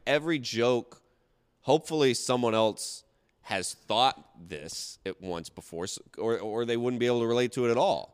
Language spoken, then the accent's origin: English; the South, United States; I'm from the South